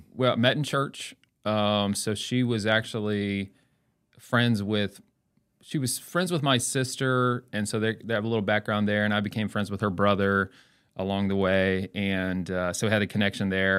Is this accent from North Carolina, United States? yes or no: yes; Elizabeth City, North Carolina, United States; now in Edmond, United States; I was born and raised in North Carolina a little town called Elizabeth City, North Carolina.